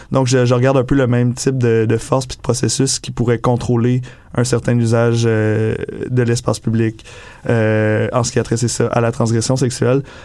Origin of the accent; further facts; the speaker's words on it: Quebec, Canada; now in Montreal, Canada; je suis arrivé à Montréal de Québec, justement. J'ai d'une petite ville de région